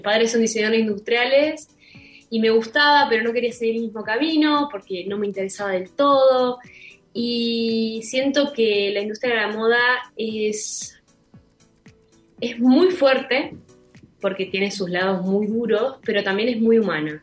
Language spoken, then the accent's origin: Spanish; Milan, Lombardy, Italy; yo nací en Milán